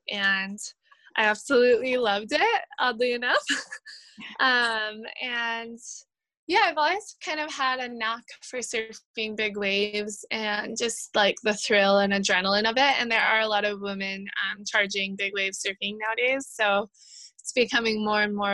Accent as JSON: {"language": "English", "region": "Hawaii", "country": "United States", "tie": "born or raised there", "said": "growing up in Hawaii"}